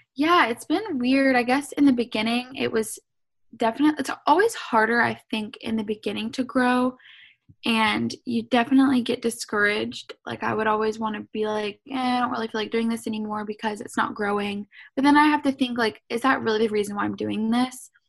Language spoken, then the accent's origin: English; Savannah, Georgia, United States; also born or lived in Atlanta, Georgia; So I'm from Savannah, Georgia